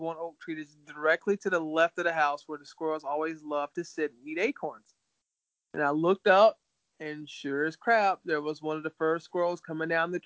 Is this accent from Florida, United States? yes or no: yes; Callahan, Florida, United States; moved away as an adult; also born or lived in Hilliard, Florida; now in Minnesota, United States; which is where I lived at in Hilliard, but I grew up in Callahan.